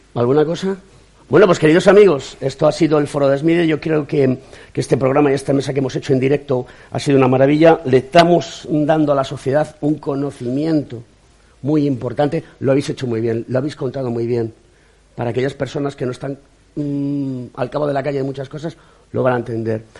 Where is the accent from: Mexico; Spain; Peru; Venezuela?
Spain; como ciudadano español